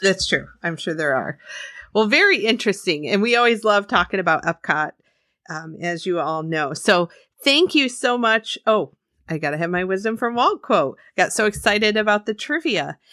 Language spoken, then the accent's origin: English; Scotland, United Kingdom; I'm Scottish.